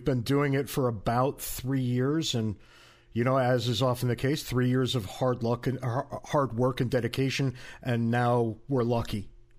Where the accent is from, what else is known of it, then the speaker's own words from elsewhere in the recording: Connecticut, United States; because even where I grew up in Connecticut all those years ago